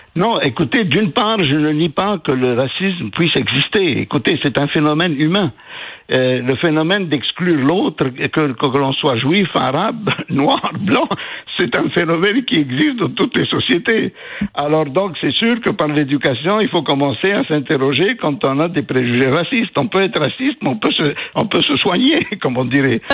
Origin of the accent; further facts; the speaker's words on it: Quebec, Canada; en tant que Québécois